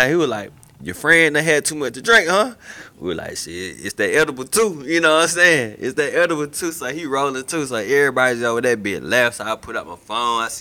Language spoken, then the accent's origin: English; Macon, Georgia, United States; I'm from, I'm from, I'm from Macon, bro. It get hot, it get muggy, bro.